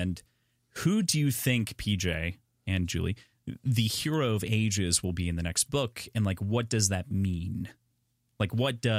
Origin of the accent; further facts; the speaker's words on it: Minnesota, United States; accent: Minnesotan; we're both from Minnesota